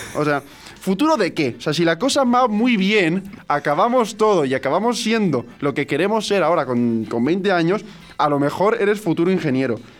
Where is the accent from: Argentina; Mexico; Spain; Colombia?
Spain; Alicante, Valencian Community; yo era de Alicante, que era alicantino, me dijeron que no tenía nada de acento andaluz